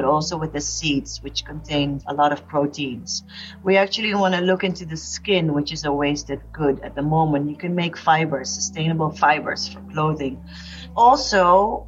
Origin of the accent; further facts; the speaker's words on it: Philippines; moved away; I was born in the Philippines and I actually had a jackfruit tree in my backyard